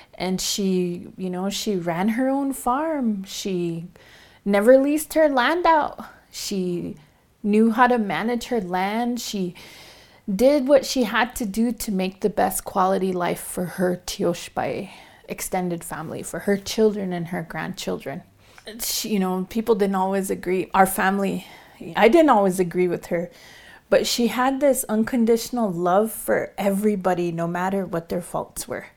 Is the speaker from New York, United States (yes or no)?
no; Pine Ridge Reservation, South Dakota, United States; I'm from the Oglala Lakota Nation, and I reside in the community of Lost Dog.